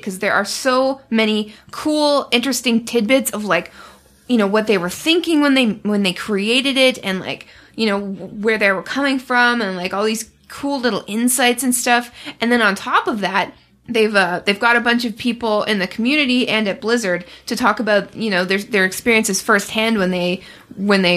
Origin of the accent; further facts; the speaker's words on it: Canada; I'm Canadian